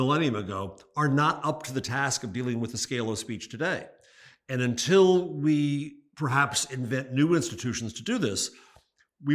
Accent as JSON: {"language": "English", "country": "United States"}